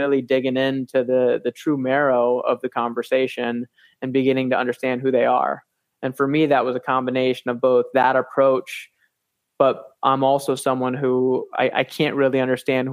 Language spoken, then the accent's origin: English; Grand Rapids, Michigan, United States; I grew up in Grand Rapids, 45 minutes away from Magic